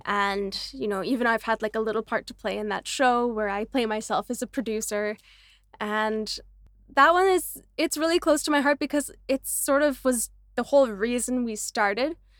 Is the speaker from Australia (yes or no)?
no; Canada; also born or lived in Vancouver; now in Mumbai, India; me as a Canadian